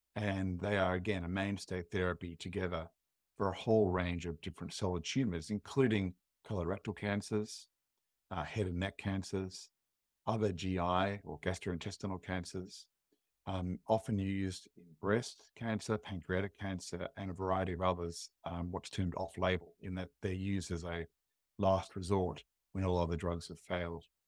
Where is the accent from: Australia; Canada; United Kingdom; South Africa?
Australia; Adelaide, South Australia; I grew up in Adelaide